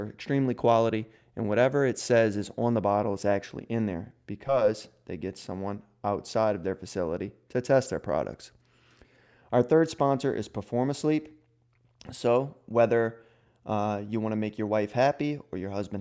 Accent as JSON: {"language": "English", "town": "New Orleans", "region": "Louisiana", "country": "United States", "said": "near New Orleans, which is where I'm originally from"}